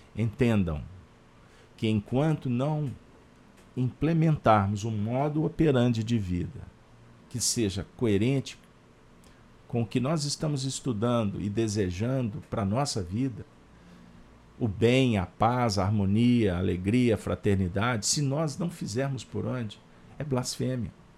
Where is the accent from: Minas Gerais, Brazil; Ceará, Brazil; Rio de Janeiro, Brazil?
Minas Gerais, Brazil